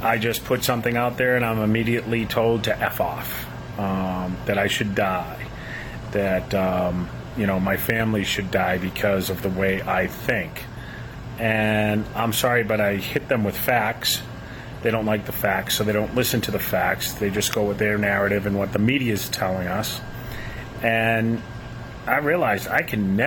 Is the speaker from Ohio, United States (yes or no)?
no; Boston, Massachusetts, United States; I grew up in Boston, home of the Kennedys